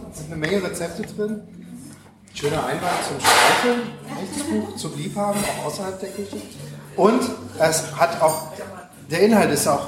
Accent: Düsseldorf, North Rhine-Westphalia, Germany; Ich bin auch aus Düsseldorf.

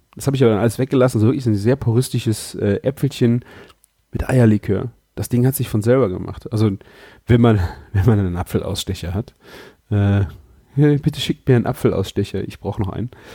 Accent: Rhineland, Germany; hier bei uns im Rheinland

